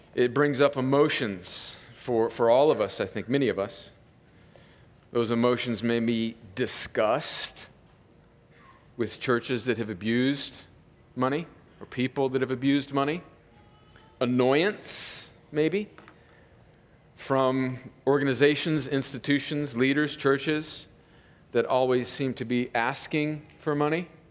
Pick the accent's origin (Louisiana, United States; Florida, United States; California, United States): California, United States; Southern; I grew up in a in Southern California where there was just crops everywhere